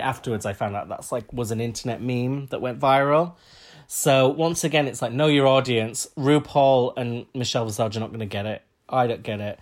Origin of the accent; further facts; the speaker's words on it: Huddersfield, Yorkshire and the Humber, United Kingdom; we're both from Huddersfield